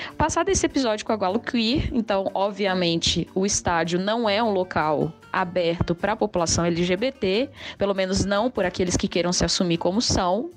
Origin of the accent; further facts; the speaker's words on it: Belo Horizonte, Minas Gerais, Brazil; sou de Belo Horizonte